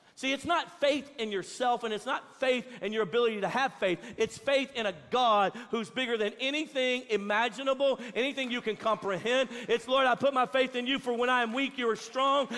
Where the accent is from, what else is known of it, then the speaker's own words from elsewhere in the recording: Louisiana, United States; now in Texas, United States; I'm from Louisiana